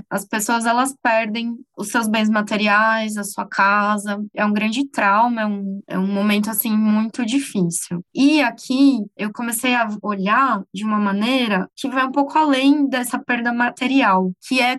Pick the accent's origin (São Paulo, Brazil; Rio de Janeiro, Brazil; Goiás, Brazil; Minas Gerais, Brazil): São Paulo, Brazil; São Bernardo do Campo; Eu vim de São Paulo, de São Bernardo do Campo especificamente, e eu vim para projetar casas de famílias mineiras